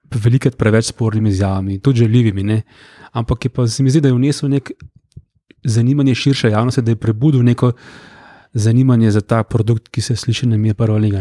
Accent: Brnik, Upper Carniola, Slovenia; ja prihajam iz Gorenske, recimo, ja. iz Brnika, eh, rodno

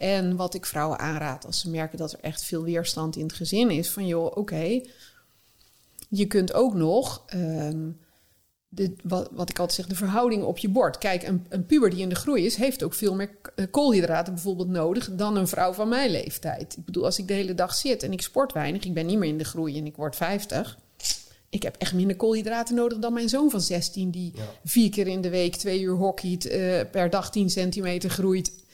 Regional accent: North Brabant, Netherlands; moved away; ik kwam uit Brabant

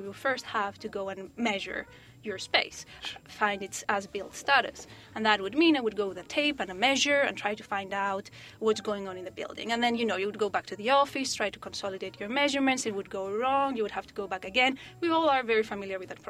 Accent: Corfu, Ionian Islands, Greece; moved away; I was working as an architect in an island in Greece, where it's my hometown, Corfu

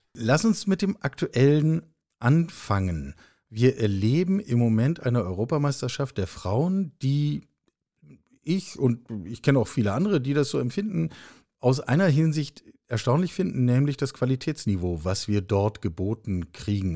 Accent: Hamburg, Germany; moved away; ich habe äh, als Teenager in der Westkurve des Volksparkstadions in Hamburg gestanden

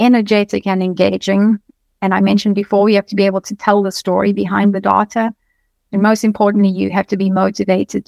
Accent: South Africa; moved away as an adult; now in United States; I come from South Africa. So I moved to the US

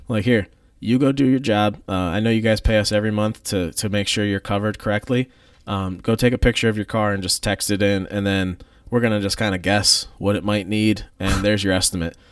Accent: United States; I grew up in Columbia County.

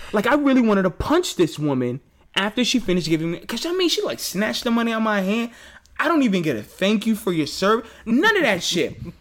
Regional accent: New York City, New York, United States; I'm from Queens

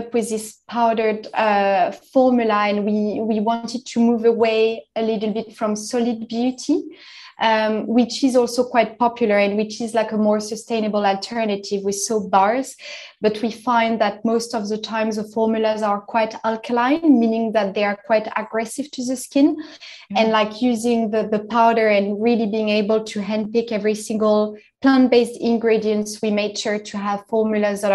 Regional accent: France; now in London, United Kingdom; I'm originally from France. I grew up in the French Alps

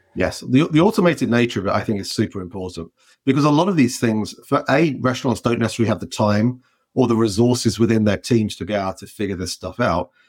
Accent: England, United Kingdom; moved away as an adult; now in United States; as soon as I go back to England

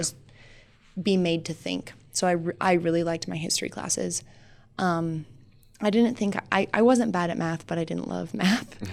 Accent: Sheridan, Wyoming, United States; also born or lived in North Dakota; I was born and raised in Sheridan

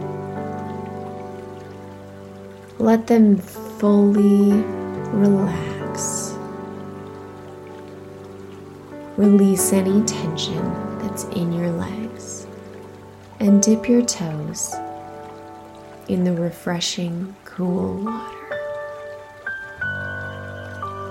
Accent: Midwest, United States; I grew up near lakes in the Midwest

